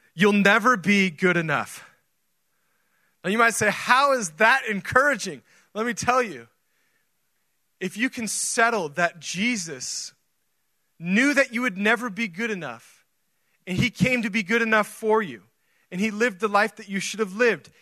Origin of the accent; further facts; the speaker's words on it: Oregon, United States; now in Texas, United States; I grew up in Oregon